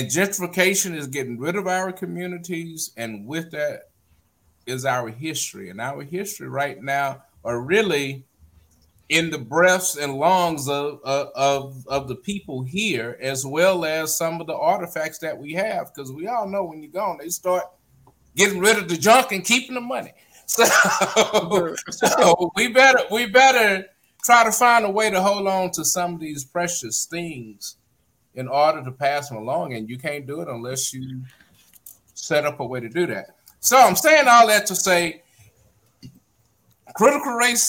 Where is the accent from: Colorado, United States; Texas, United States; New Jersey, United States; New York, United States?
Texas, United States; Beaumont; moved away; I'm away from Beaumont